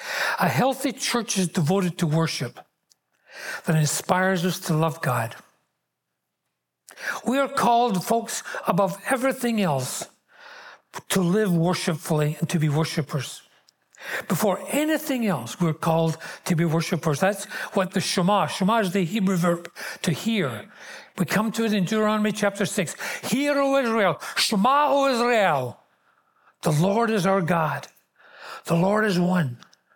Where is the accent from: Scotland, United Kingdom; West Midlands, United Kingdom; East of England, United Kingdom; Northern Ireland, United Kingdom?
Scotland, United Kingdom; Glasgow; born there; accent: Glaswegian; I was born in Glasgow in Scotland. I'm a Glaswegian. That's the word used for that. There are fragments of that accent still left.